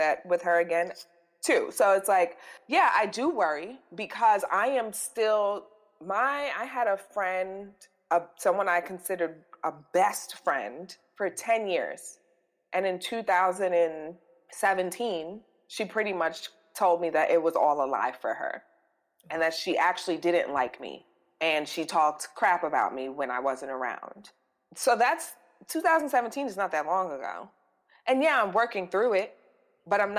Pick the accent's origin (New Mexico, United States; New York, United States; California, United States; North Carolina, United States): New York, United States; New York City; we grew up. We're both from the Bronx